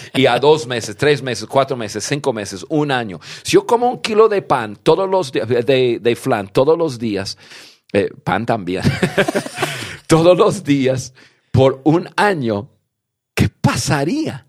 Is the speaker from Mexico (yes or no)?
no; United States; yo nací en Estados Unidos